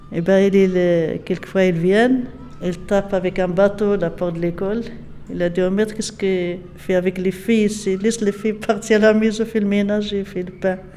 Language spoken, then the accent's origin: French; Casamance, Senegal; voilà, c'est ça la c'est des Nous, on est de Casamance.